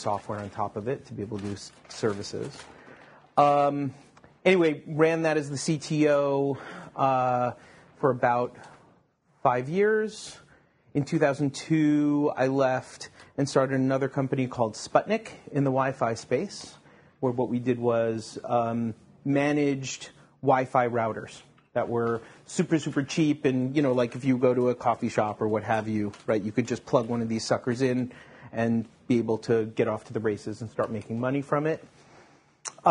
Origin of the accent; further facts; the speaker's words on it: Long Island, New York, United States; also born or lived in Japan; now in Silicon Valley, United States; I grew up in Long Island, or Long Island.